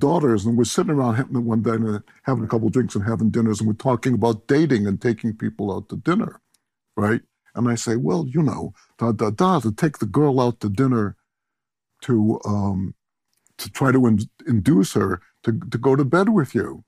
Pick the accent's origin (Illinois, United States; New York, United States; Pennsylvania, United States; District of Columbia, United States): Illinois, United States; Chicago; moved away; I grew up in Chicago